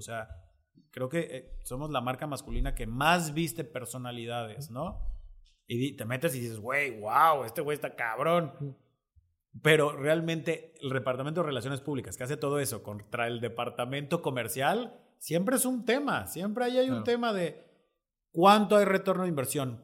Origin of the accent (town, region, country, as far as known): Mexico